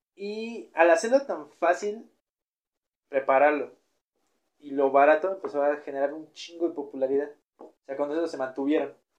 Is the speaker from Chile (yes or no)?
no; Mexico; ¿Cómo somos los mexicanos para comer?